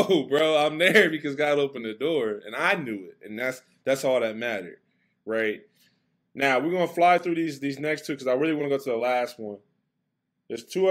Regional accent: Westerville, Ohio, United States; That's where I grew up in Westerville

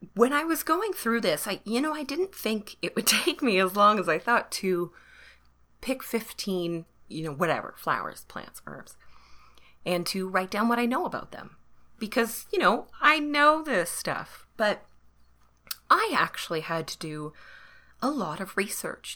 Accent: Canada; I am Canadian

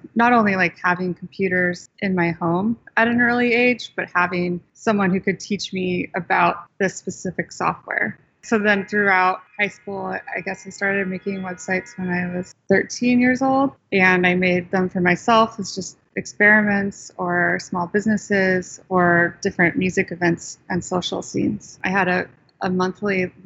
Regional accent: Sonoma County, San Francisco Bay Area, California, United States; moved away as an adult; also born or lived in East Coast, United States; I'm actually from the San Francisco Bay Area. So I grew up about 45 minutes north of San Francisco in Sonoma County

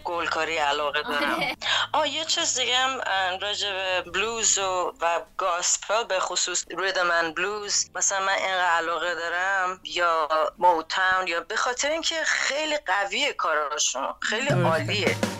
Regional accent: Iran; moved away as an adult; now in New York, United States; من وقتی که از ایران اومدم بیرون و اینجا خب میدونی نیویورک هم یه جاییه که من اول اومدم

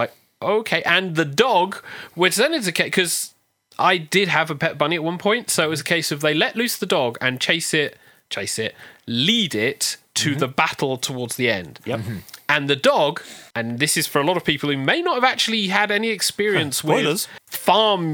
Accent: United Kingdom; accent: Hampshire and Devonshire; also born or lived in Hampshire / Devon; I, being Hampshire and Devonshire

